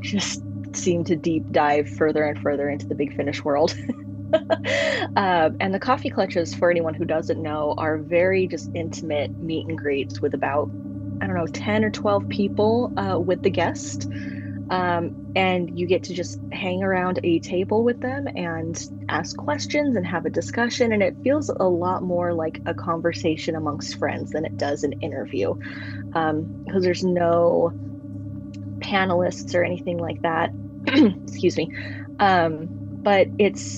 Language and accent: English; Utah, United States; I am from Utah